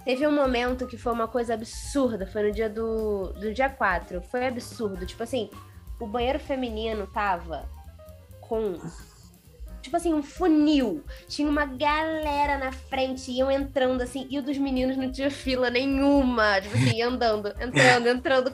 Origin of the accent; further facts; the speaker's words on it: Rio de Janeiro, Brazil; eu já sou do Rio